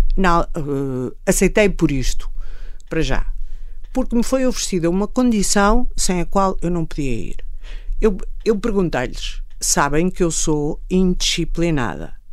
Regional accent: Torres Vedras, Lisbon, Portugal; also born or lived in Cadaval; eu vinha de Torres Vedras, eu estava nas freiras

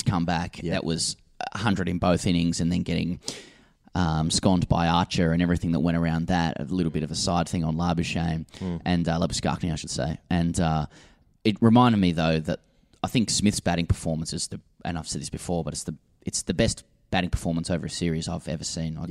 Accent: Australia; as an Aussie

